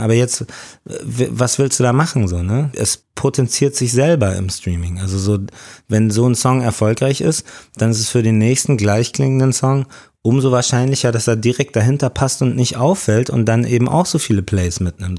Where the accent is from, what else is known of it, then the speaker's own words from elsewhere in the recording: Munich, Bavaria, Germany; ich bin in München geboren, aufgewachsen